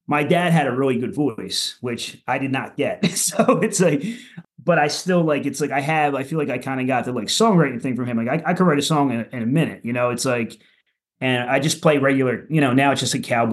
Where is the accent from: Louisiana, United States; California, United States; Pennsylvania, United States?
Pennsylvania, United States; Philadelphia; moved away as an adult; now in South Jersey, United States; I lived the first like 21 years of my life in Southwest Philly